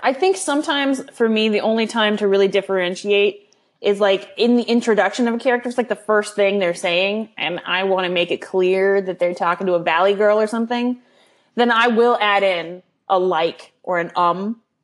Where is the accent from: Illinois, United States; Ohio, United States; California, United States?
California, United States; I was born in California